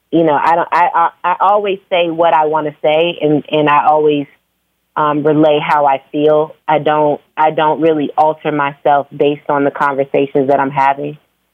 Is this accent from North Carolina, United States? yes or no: no; Phoenix, Arizona, United States; also born or lived in Virginia; now in Atlanta, United States; No, I was born in Virginia. I was raised in Phoenix. I moved to Atlanta like 16 years ago, and now I live between Atlanta and New York.